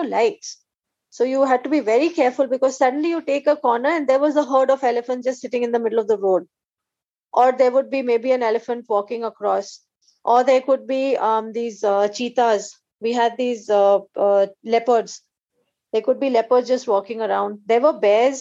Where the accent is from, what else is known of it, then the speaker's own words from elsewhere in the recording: Assam, India; growing up in Assam